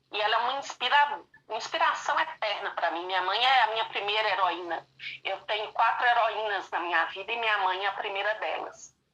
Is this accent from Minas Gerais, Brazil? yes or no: yes; Minas Gerais, Brazil; é, aqui no interior de Minas, né? Eu e a Isa somos mineiras, nós temos isso em comum.